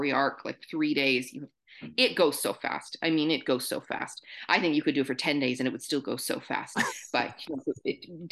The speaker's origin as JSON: {"language": "English", "country": "Canada", "said": "Being Canadian, we're maybe a little more comfortable in French"}